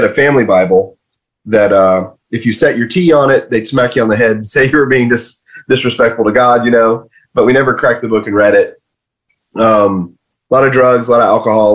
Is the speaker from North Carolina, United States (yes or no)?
yes; Western North Carolina, United States; also born or lived in Michigan / Maine; we moved down south here and when I was 5. And believe it or not, where I'm at right now, I'm actually about 2 miles away from where we moved when I was a kid as a kindergartner. And so I was raised in the South